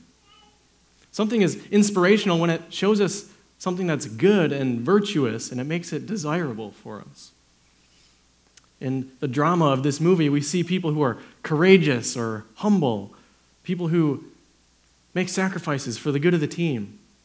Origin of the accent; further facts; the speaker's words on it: Wisconsin, United States; moved away; I'm from Wisconsin